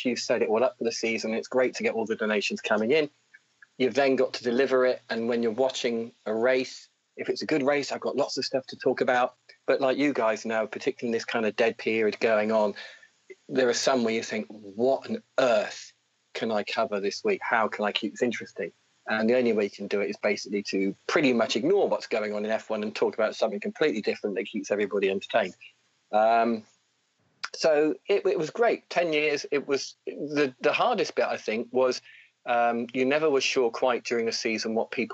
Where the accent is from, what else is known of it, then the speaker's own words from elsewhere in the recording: United Kingdom; What did we do as young British guys?